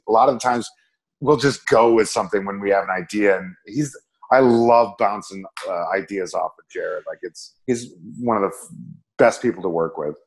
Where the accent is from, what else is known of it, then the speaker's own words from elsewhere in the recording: Minneapolis, Minnesota, United States; moved away; Minneapolis is my hometown.